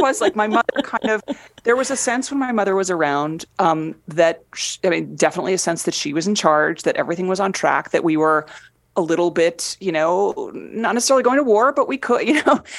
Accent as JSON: {"language": "English", "area": "Fairfield County", "region": "Connecticut", "country": "United States", "tie": "born or raised there", "said": "growing up in Fairfield County, Connecticut"}